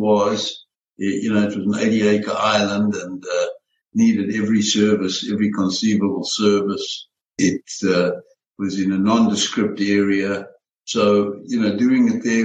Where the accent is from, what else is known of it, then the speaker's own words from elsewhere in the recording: Pretoria, Gauteng, South Africa; moved away as an adult; also born or lived in Johannesburg, South Africa; now in United States; we moved from Johannesburg to Pretoria when I was very young. And growing up there